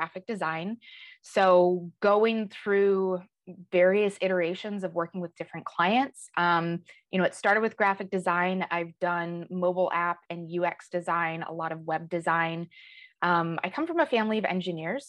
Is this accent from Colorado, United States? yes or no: yes; Colorado Springs, Colorado, United States; moved away as an adult; also born or lived in Western New York / Southern California; now in Chicago, United States; I grew up in Colorado, Colorado Springs.